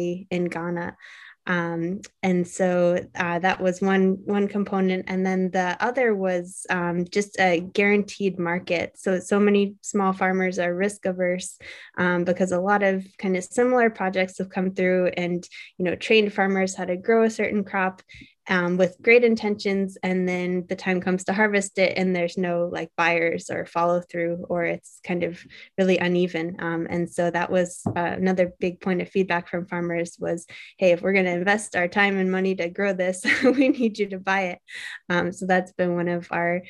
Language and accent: English; Cambridge, Massachusetts, United States; also born or lived in India; going back home to Cambridge